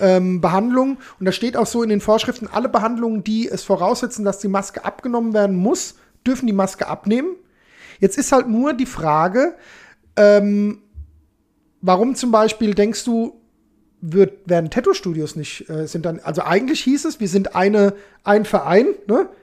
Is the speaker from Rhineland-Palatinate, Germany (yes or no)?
no; Alzenau, Bavaria, Germany; also born or lived in Hanau; Ich komme aus Hanau, fertig. Ich meine, ursprünglich komme ich aus Hörstein, ne, bei ja. Alzenau, aber ja ich bin Hanauer, fertig.